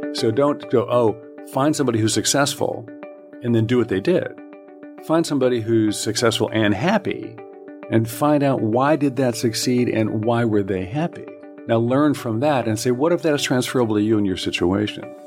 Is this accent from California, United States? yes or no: yes; Southern California, United States; I grew up in Southern California.